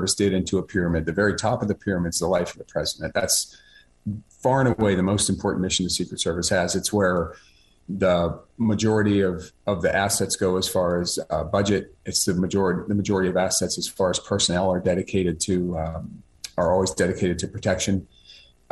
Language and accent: English; Pittsburgh, Pennsylvania, United States; I was born and raised in Pittsburgh